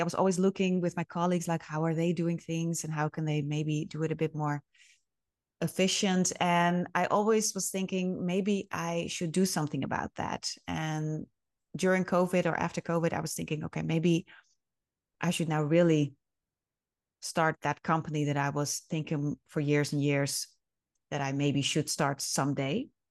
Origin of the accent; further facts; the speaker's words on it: Friesland, Netherlands; also born or lived in Groningen / Leeuwarden; I was actually born and raised in Friesland